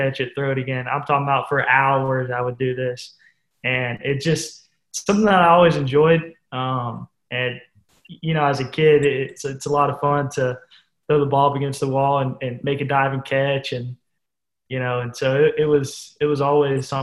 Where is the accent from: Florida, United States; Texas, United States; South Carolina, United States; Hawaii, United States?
Florida, United States; Pensacola; my hometown of Pensacola